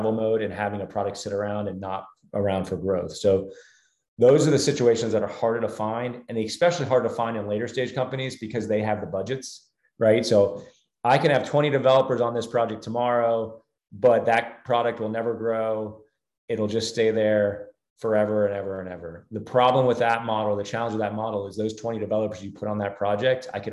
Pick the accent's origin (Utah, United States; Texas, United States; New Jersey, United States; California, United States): New Jersey, United States; now in Charlotte, United States; where I grew up in New Jersey